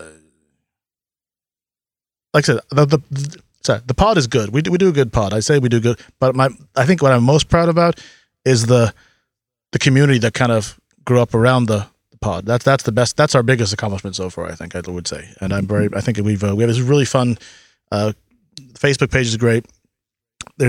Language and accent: English; United States; moved away; I'm from initially from the States, right? I grew up there.